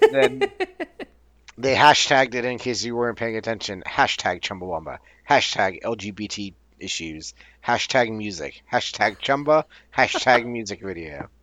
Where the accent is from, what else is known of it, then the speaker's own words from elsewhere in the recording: Newark, New Jersey, United States; they asked me where I'm from, and I said Newark